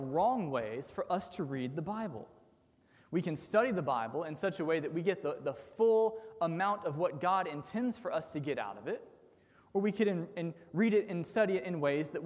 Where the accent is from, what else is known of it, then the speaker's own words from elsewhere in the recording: United States; as modern American sinful humans